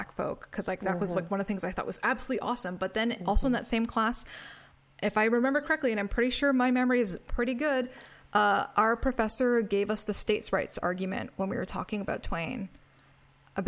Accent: Canada; moved away; growing up. Because in Canada, where I was

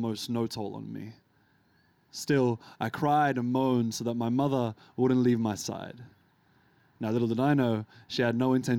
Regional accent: Australia; also born or lived in Lebanon; I came here when I was like 3 years old

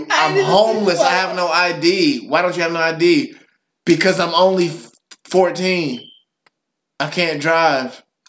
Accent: United States; I'm just saying this as American

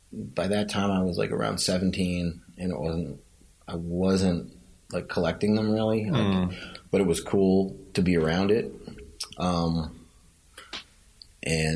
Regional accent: New York City, New York, United States; I grew up in Lower Manhattan

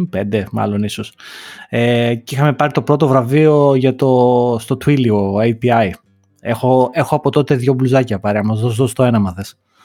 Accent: Greece; είμαι Έλληνας

